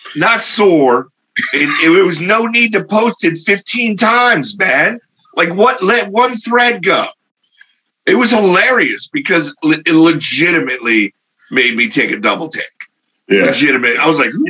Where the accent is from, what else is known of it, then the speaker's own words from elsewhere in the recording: Philadelphia, Pennsylvania, United States; I am from Philly